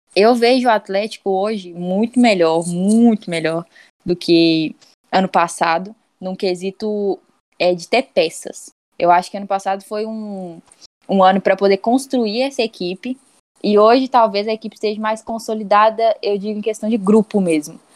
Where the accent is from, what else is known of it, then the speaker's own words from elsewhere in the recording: Belo Horizonte, Minas Gerais, Brazil; sou de BH